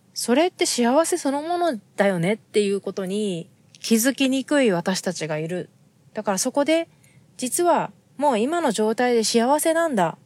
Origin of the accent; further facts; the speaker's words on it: Japan; now in United States; 私たちが生まれ育った日本